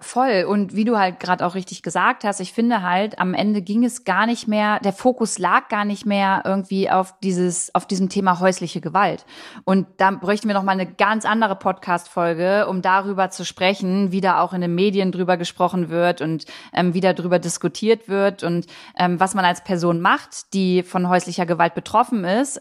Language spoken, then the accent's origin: German; Harz, Germany; meine Heimat. Der Harz, der Harz ist super schön